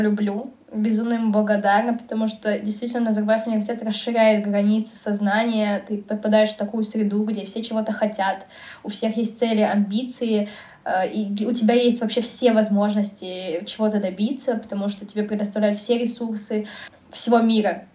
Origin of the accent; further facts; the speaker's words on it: Kazakhstan; moved away as an adult; now in Moscow, Russia; Я из Казахстана